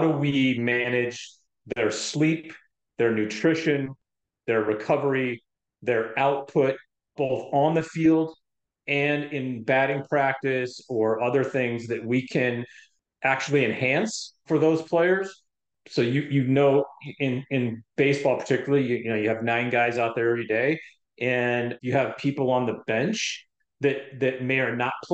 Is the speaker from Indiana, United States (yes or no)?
no; Denver, Colorado, United States; moved away; I grew up in Denver, Colorado